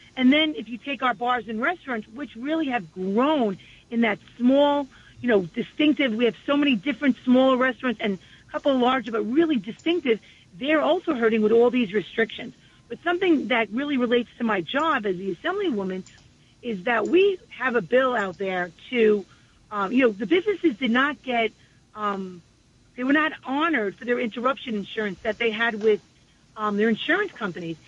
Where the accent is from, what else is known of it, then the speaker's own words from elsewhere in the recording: New York City, New York, United States; I was born and raised on the peninsula, and I'm raising my family there